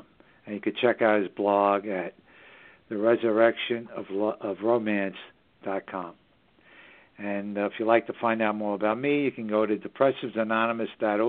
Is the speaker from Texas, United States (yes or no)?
no; New York City, New York, United States; It's just the northern suburbs of New York City, my hometown